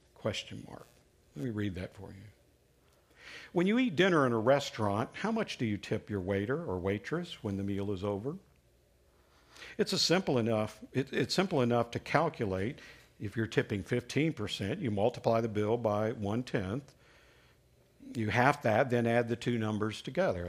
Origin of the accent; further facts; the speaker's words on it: Alabama, United States; When I was growing up in Alabama, I lived with, uh, my grandparents for, for some time